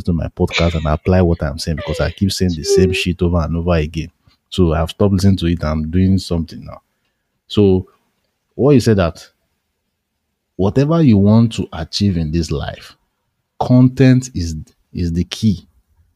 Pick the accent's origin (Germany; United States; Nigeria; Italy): Nigeria; I'm a Nigerian